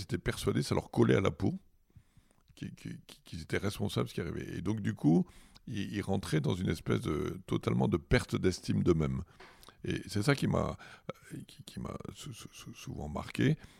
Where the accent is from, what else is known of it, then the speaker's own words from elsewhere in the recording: Fréjus, Provence-Alpes-Côte d'Azur, France; also born or lived in Toulon; J'ai grandi à Fréjus, dans une cité HLM